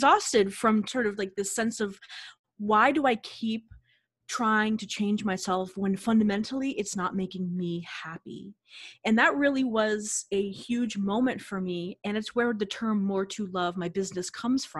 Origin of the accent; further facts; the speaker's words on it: Boston, Massachusetts, United States; I'm from the Boston area